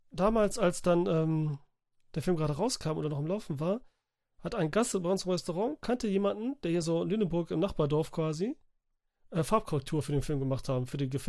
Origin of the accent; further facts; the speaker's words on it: Italy; Wo ich als Italiener natürlich sagte, nee.